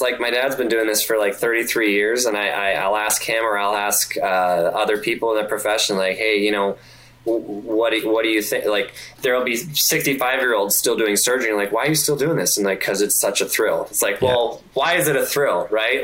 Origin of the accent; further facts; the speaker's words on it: Canada; moved away as an adult; now in Detroit, United States; I being a Canadian, it's very tricky because I don't know where I want to live. Like I, I know where I want to live. It's back in Canada